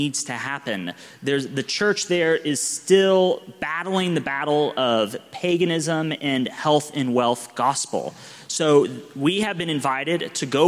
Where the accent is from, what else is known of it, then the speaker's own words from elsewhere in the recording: Oklahoma City, Oklahoma, United States; now in St. Louis, United States; I'm from Oklahoma City originally